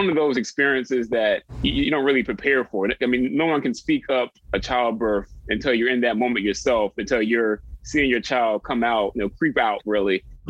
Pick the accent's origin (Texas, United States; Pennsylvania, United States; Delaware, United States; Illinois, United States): Delaware, United States; moved away as an adult; now in Washington, D.C., United States; I am 33 years old, born and raised in Delaware, came to college here in D.C., went to Howard University.